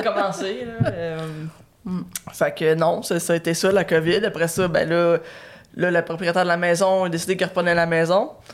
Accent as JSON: {"language": "French", "town": "Batiscan", "region": "Quebec", "country": "Canada", "tie": "born or raised there", "also_born_or_lived": "Trois-Rivières", "said": "j'ai j'ai grandi à Batiscan"}